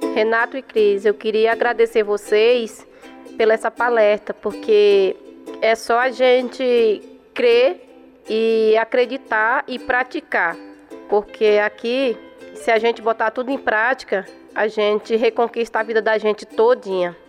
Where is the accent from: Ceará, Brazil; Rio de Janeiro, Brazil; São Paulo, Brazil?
São Paulo, Brazil; sou da Zona Leste de São Paulo